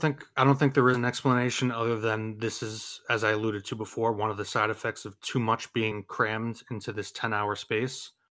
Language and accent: English; New York, United States; as a New Yorker